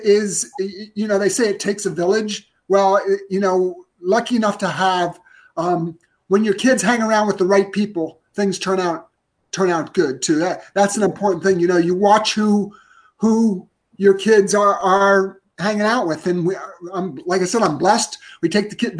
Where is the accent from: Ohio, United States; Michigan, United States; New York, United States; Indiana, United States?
Ohio, United States; I grew up in Ohio